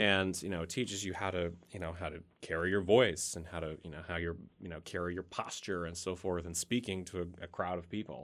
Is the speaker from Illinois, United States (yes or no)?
no; Bolivar, Missouri, United States; now in Warrensburg, United States; I'm originally from Bolivar, Missouri